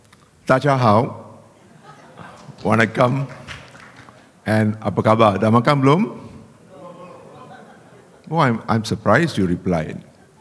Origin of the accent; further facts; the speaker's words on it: Singapore; being Singaporean, three of us, Malays, Indian